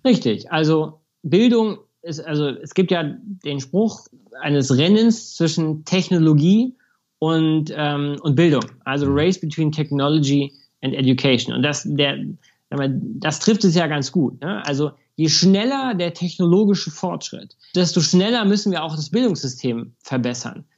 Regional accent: Munich, Bavaria, Germany; München ist meine Heimat natürlich mhm. und der Ort, an dem ich lebe.

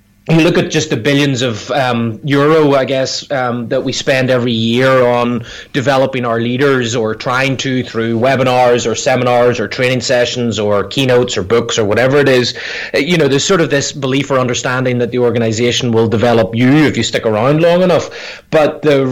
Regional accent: Northern Ireland, United Kingdom; moved away as an adult; also born or lived in Scotland; now in United States; I grew up in Northern Ireland and went to college in Scotland

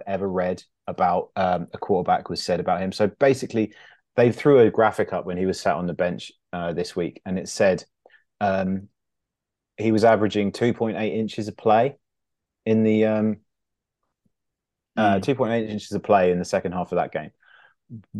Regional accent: England, United Kingdom; also born or lived in upstate New York; I'm half American, and but I've lived my whole life in England apart from 1 year where I lived in upstate New York

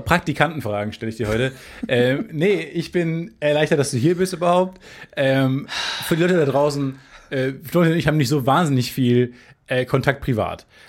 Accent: Germany; ich komme aus Carmen

